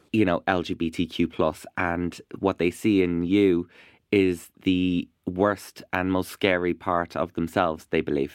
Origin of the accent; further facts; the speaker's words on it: Ireland; also born or lived in Iraq; I am an Irish Iraqi uh, broadcaster